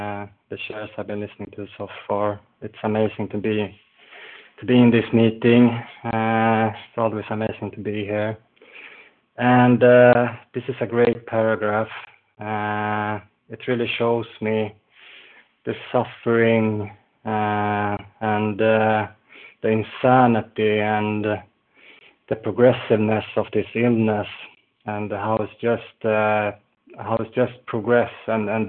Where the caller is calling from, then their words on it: Falun, Dalarna County, Sweden; I'm calling from Falun in Sweden, sunny Sweden today.